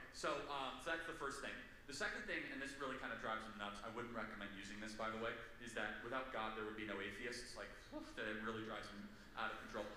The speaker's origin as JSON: {"language": "English", "region": "California", "country": "United States", "said": "I'm from California."}